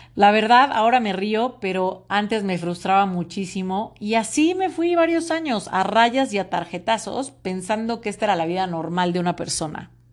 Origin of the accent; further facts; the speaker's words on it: Mexico; soy orgullosamente mexicana